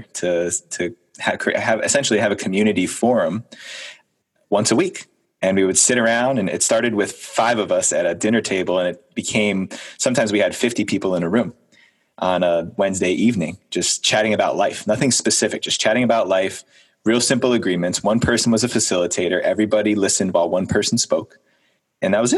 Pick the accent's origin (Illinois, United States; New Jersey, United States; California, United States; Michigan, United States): New Jersey, United States; I grew up in New Jersey, 7 miles as the crow flies from downtown Manhattan, New York City